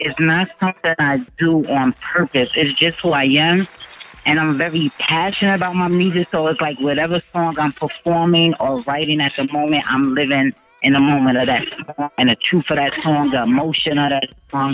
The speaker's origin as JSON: {"language": "English", "town": "New York City", "region": "New York", "country": "United States", "tie": "born or raised there", "also_born_or_lived": "Atlantic City, New Jersey", "said": "I was born in Atlantic City, New Jersey, but I was raised in Harlem"}